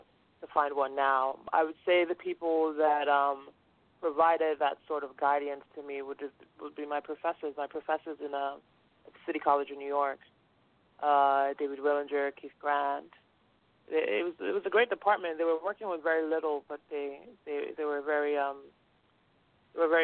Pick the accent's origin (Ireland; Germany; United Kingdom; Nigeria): Nigeria; Lagos; now in United States; I'm Nigerian. I grew up in Lagos